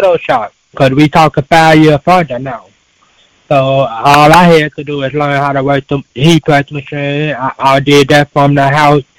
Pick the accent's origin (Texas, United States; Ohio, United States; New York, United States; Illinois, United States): Illinois, United States; Chicago; I'm born and raised in Chicago